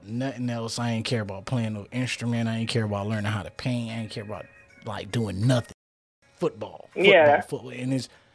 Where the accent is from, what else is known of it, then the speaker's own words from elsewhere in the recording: Florida, United States; now in Tulsa, United States; I'm from Florida